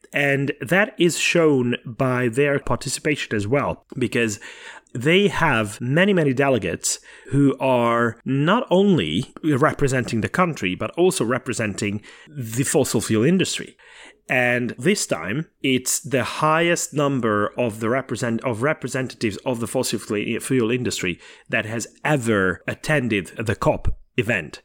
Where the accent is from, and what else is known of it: Hungary; born or raised there; moved away